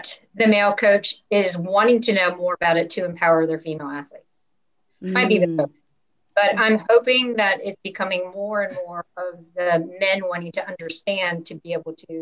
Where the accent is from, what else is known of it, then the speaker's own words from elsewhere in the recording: United States; growing up in the States